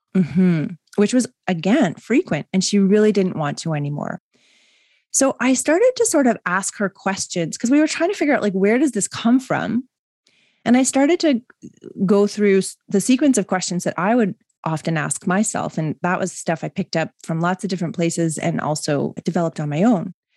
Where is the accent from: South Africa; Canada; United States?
Canada; Mississauga, Ontario; also born or lived in West Vancouver; I grew up in Mississauga.